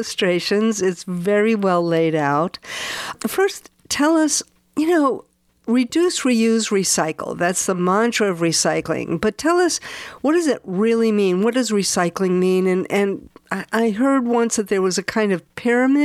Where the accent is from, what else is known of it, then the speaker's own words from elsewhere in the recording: East Hampton, New York, United States; In my hometown in East Hampton